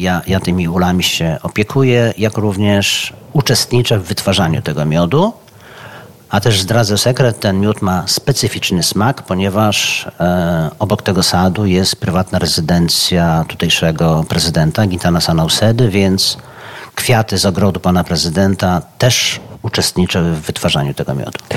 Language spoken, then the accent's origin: Polish; Bartoszyce, Warmian-Masurian Voivodeship, Poland; moved away as an adult; now in Vilnius, Lithuania; ja się urodziłem w Bartoszycach